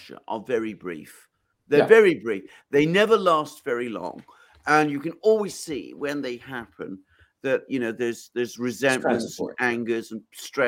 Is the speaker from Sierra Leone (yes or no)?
no; Greece; now in United Kingdom; I'm something of an outsider in British terms, because obviously I'm from Greece.